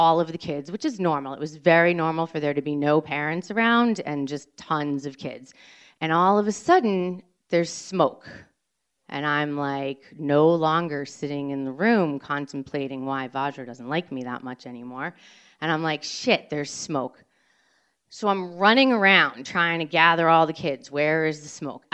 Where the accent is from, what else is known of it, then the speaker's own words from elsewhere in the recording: Cambridge, Massachusetts, United States; I grew up in Cambridge, Mass